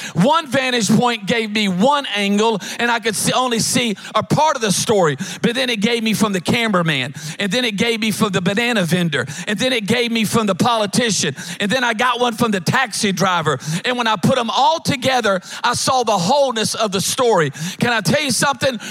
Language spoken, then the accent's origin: English; Louisiana, United States; now in Alabama, United States; we're from Louisiana. We now live up in, in Alabama